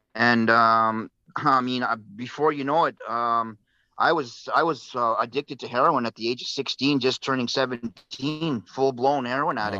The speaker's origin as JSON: {"language": "English", "town": "Vancouver", "region": "British Columbia", "country": "Canada", "tie": "born or raised there", "said": "I was born and raised in East Vancouver, so I've been been here all my life"}